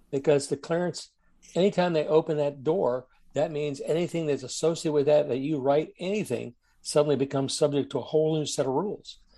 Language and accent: English; Germany; Now, I grew up in Germany. My father was in the Air Force. He took us to East Berlin to show us what the bad guys were.